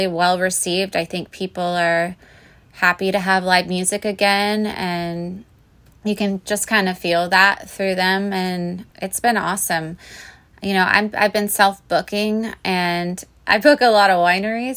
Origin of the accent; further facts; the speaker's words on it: Orlando, Florida, United States; I grew up in Orlando, and for the last 2 years, I lived in the Middle Keys, in the Florida Keys